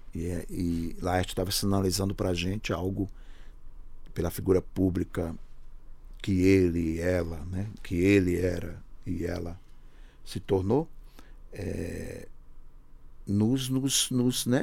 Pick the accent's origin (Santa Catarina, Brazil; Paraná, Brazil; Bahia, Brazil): Bahia, Brazil; Paulo Afonso; also born or lived in Sertânia, Pernambuco / Recife; now in São Paulo, Brazil; já morando em Paulo Afonso, não em Sertânia, eu saí de, Paulo, eu saí de Sertânia com três anos de idade